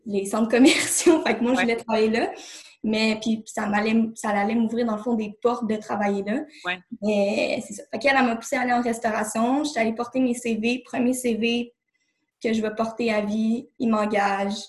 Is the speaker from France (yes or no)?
no; Laval, Quebec, Canada; moved away as an adult; now in Saint-Jérôme, Canada; je suis née à Laval. Euh, j'ai toujours euh, habité là avec mes parents. tout récemment, j'ai déménagé à Saint-Jérôme, dans les Laurentides.